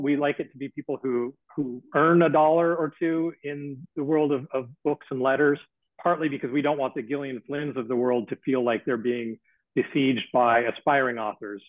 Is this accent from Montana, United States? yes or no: yes; Missoula, Montana, United States; growing up in Missoula, Montana